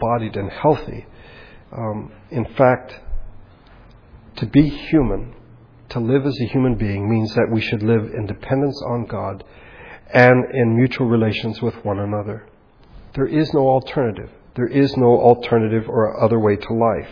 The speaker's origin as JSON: {"language": "English", "country": "United States", "said": "being American"}